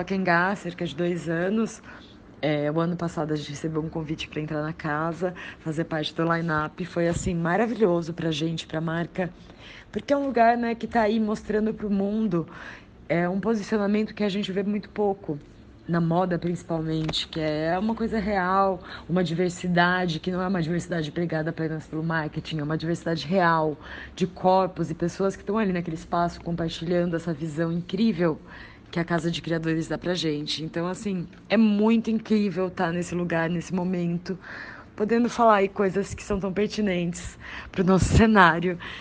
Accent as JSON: {"language": "Portuguese", "region": "interior of São Paulo", "country": "Brazil", "moved": "as an adult", "lives_now": "São Paulo, Brazil", "said": "Eu sou do interior de São Paulo"}